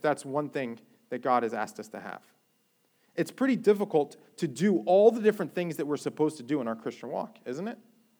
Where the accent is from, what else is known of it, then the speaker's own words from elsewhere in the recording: Jersey Shore, New Jersey, United States; moved away as an adult; now in Florida, United States; I grew up on the Jersey Shore